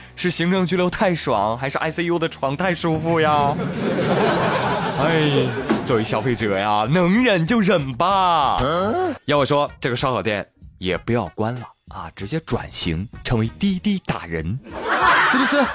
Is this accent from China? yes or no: yes; China; 我们中国人从来不惧怕什么外来物种